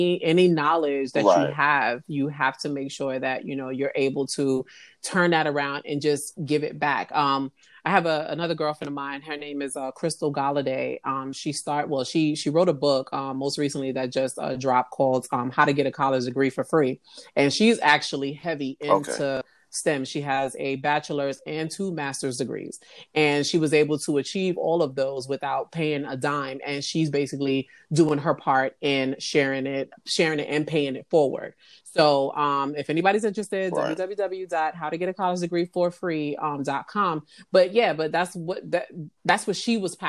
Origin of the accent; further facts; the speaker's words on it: New York City, New York, United States; moved away; I'm originally from the Bronx in New York. You know, I, you know, had a great upbringing